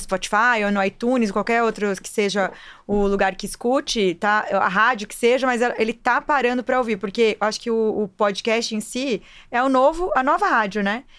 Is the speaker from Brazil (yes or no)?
yes; Brazil; Quando eu era criança, lá em Marechal